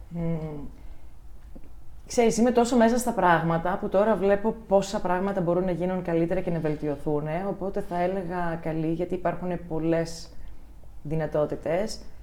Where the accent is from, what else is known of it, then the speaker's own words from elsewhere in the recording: Ioannina, Epirus, Greece; moved away as an adult; also born or lived in Germany; μεγάλωσα στα Γιάννενα